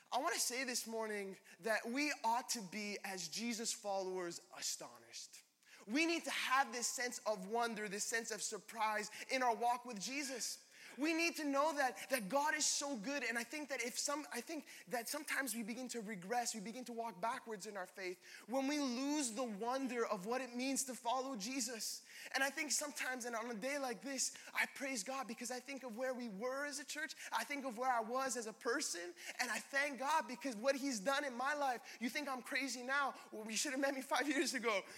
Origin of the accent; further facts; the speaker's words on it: Laval, Quebec, Canada; I grew up in Laval